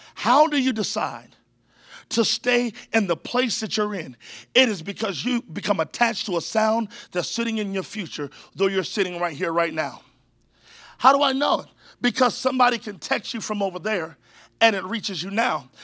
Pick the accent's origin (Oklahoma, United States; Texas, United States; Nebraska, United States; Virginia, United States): Virginia, United States; now in San Antonio, United States; I grew up in Virginia